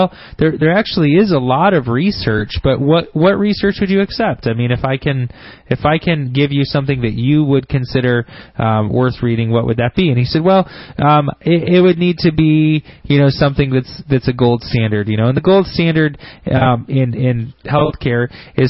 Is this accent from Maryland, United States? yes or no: no; Grand Blanc, Michigan, United States; smart people live in Grand Blanc